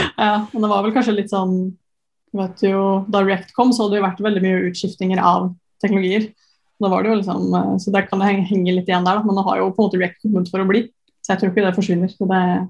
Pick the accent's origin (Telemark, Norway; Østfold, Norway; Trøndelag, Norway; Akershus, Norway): Østfold, Norway; Sarpsborg; moved away as an adult; also born or lived in Trondheim; så er jeg jo fra Sarpsborg